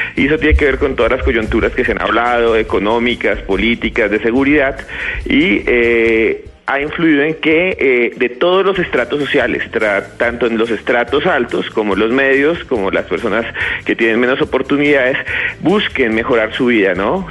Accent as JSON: {"language": "Spanish", "country": "Colombia", "said": "Colombia también eh, exporta gente que somos nosotros mismos, colombianos, y los colombianos creamos nuestros mismos lazos"}